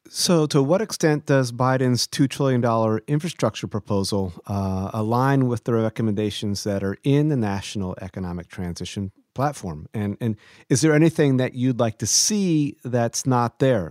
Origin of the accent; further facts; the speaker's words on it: Ohio, United States; I'm originally from Ohio